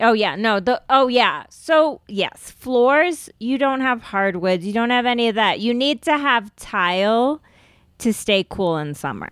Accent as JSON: {"language": "English", "country": "United States", "said": "I am Indian American"}